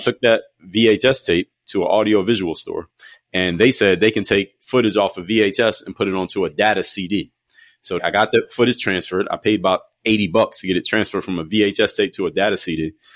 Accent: Philadelphia, Pennsylvania, United States; moved away as an adult; from Philadelphia, I wanted to get out of my hometown

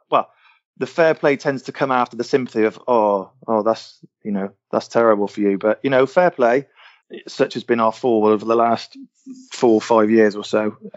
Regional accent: Gloucester, South West England, United Kingdom; I don't come from the northeast. I was born and raised in Gloucester. Uh, my parents were born and raised in Gloucester. Um, I've got absolutely no ties to the northeast or to Sunderland whatsoever.

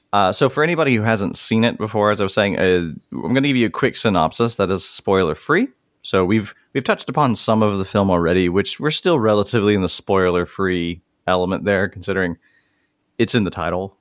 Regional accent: Mississippi, United States; I'm from Mississippi

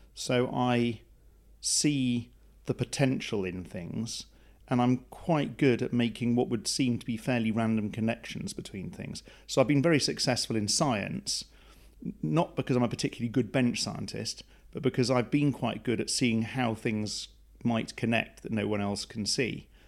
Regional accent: Plymouth, South West England, United Kingdom; I was raised in Plymouth

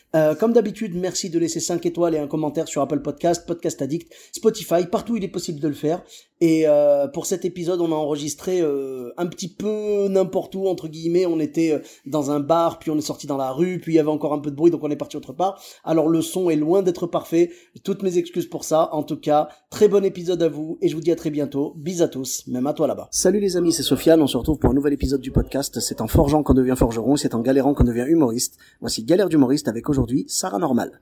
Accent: Clermont-Ferrand, Auvergne-Rhône-Alpes, France; moved away as an adult; also born or lived in Bordeaux; je suis de Clermont-Ferrand et j'ai commencé l'humour à Bordeaux

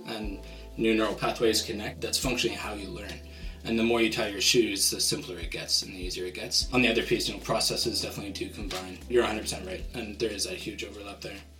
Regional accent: Vancouver, British Columbia, Canada; I'm from Vancouver, Canada.

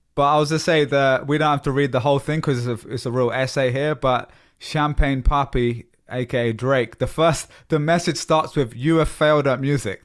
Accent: London, United Kingdom; moved away as an adult; now in United States; I've lived in America for 10 years and I grew up in London.

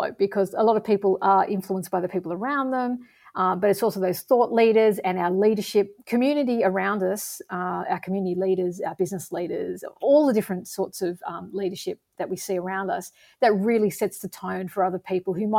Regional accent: Australia; as an Australian

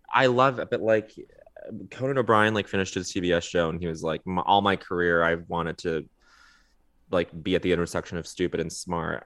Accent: Montreal, Quebec, Canada; moved away; growing up in Montreal for a portion of my childhood

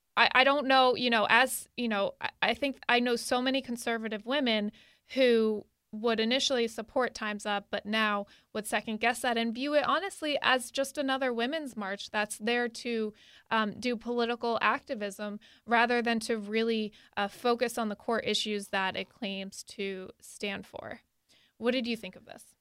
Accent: Connecticut, United States; moved away; I'm originally from Connecticut, and my, uh, senator, Richard Blumenthal, was there

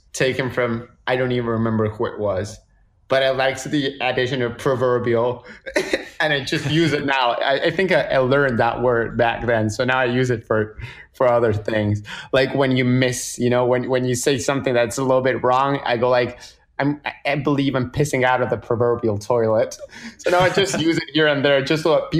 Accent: Argentina; moved away; I'm this guy from Argentina

